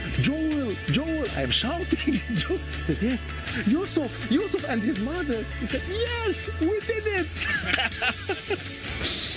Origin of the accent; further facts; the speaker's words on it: Lebanon; I'm from Lebanon.